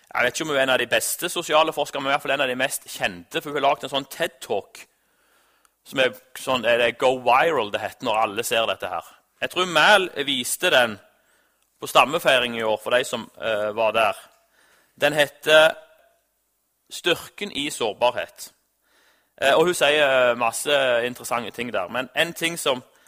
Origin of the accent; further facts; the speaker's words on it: Norway; Jeg er jo nordmann